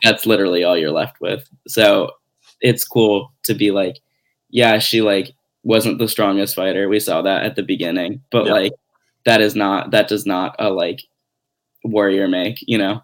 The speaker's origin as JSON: {"language": "English", "town": "Glenview", "region": "Illinois", "country": "United States", "tie": "born or raised there", "said": "So I grew up outside of Chicago"}